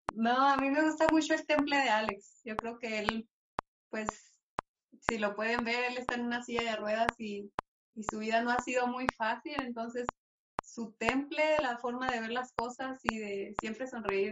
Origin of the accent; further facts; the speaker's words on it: Álamo de Ojos Azules, Chihuahua, Mexico; accent: northern; somos de ahí del Álamo de Ojos Azules, así se llama Álamo de Ojos Azules, de acá de, Chihuahua. Por nuestro acento, luego, luego nos van a sacar del norte